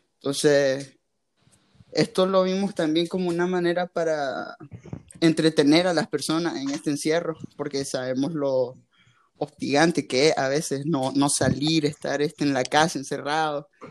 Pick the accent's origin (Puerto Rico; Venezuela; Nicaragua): Nicaragua; soy de Nicaragua